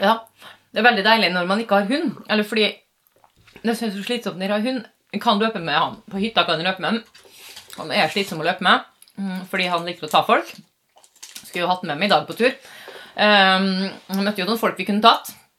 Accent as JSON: {"language": "Norwegian", "region": "Western Norway", "country": "Norway", "moved": "yes", "said": "Vi er jo fra Vestland opprinnelig"}